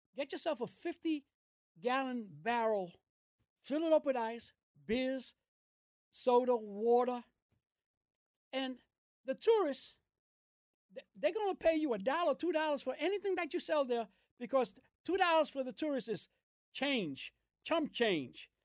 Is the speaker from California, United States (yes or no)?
no; New York City, New York, United States; I was born in Brooklyn. My parents are from Puerto Rico